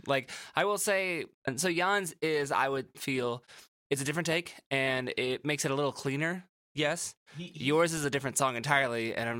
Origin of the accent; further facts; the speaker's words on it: Midwest, United States; I'm from the Midwest